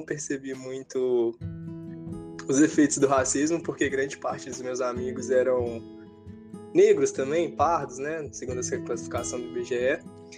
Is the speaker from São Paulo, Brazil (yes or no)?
no; São João del-Rei, Minas Gerais, Brazil; eu sou natural do interior de Minas Gerais, São João del Rei